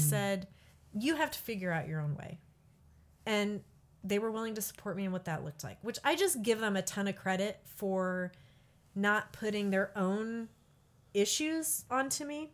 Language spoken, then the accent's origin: English; Peoria, Illinois, United States; also born or lived in Michigan; now in Kansas, United States; I grew up in Peoria, Bartonville, Illinois.